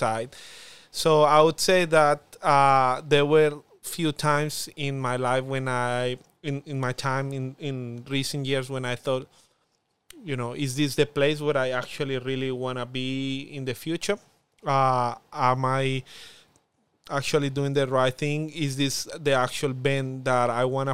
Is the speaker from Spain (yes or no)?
no; Colombia; accent: Spanish accent; first language Spanish; English is a second language; moved away as an adult; now in Darwin, Australia; I have a strong accent, a Spanish accent